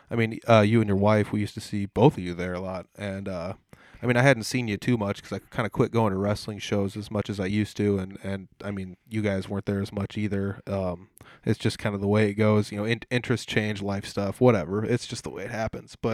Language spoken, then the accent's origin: English; Des Moines, Iowa, United States; I'm from Des Moines.